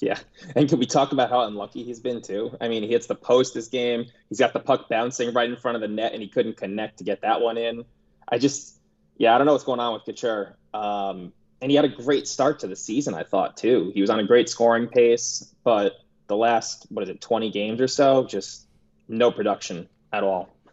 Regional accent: New York, United States; growing up in New York

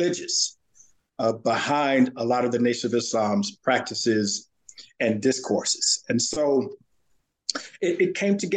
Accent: Santa Ana, California, United States; moved away as an adult; also born or lived in Virginia / Houston, Texas; I grew up in Southern California, in Santa Ana, California, which is just south of Los Angeles.

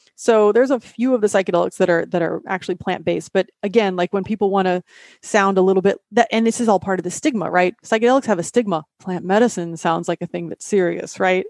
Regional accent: Midwest, United States; I'm from the Midwest

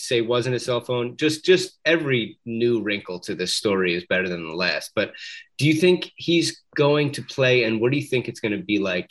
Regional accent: Philadelphia, Pennsylvania, United States; Really, we're from Philadelphia.

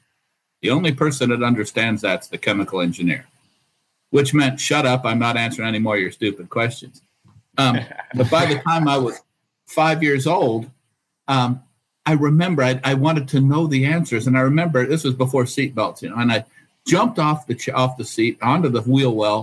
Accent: just outside of Dayton, Ohio, United States; I grew up just outside of Dayton, Ohio

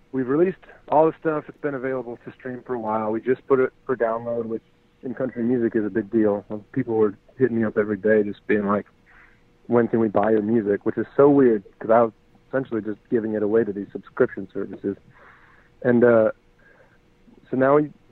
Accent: Kalamazoo, Michigan, United States; moved away as an adult; also born or lived in Chicago, Illinois / Nashville, Tennessee; I was born in Chicago. I grew up in Kalamazoo, Michigan

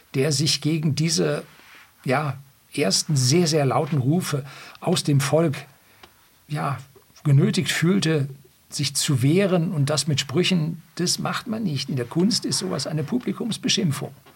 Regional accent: Bavaria, Germany; also born or lived in Seeshaupt; bei uns in Bayern

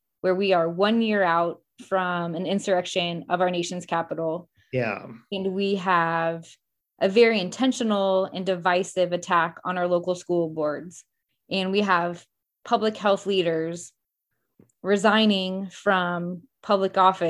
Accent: Springfield, Missouri, United States; I take pride in being from Springfield.

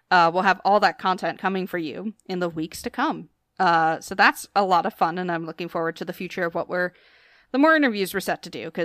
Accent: Philadelphia, Pennsylvania, United States; the Philadelphia Phillies, my my hometown team, my baseball team, they're on an eight game winning streak.

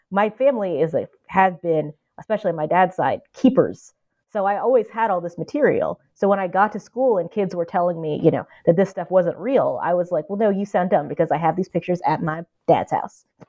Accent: the Ozarks, southwest Missouri, United States; moved away as an adult; also born or lived in Minneapolis; now in Cambridge, United States; we both grew up in the Ozarks

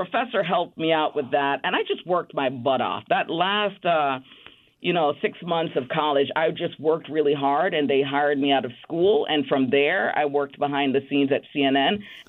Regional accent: Bronx, New York, United States; Even though I grew up in the Bronx, I moved to Queens when I was at Baruch College.

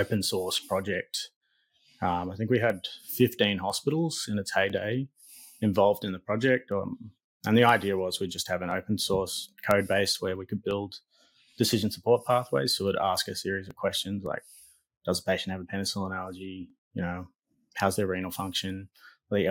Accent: Lithgow, New South Wales, Australia; moved away as an adult; also born or lived in Newcastle / Coffs Harbour; now in Darwin, Australia; I grew up in Lithgow on the west side of the Blue Mountains

